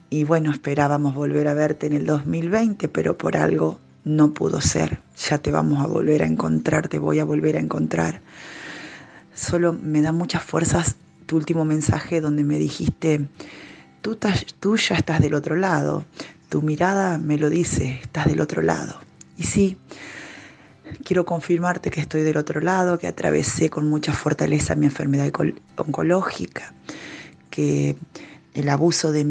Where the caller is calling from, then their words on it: Argentina; desde Argentina. Hemos compartido los retiros maravillosos en Córdoba.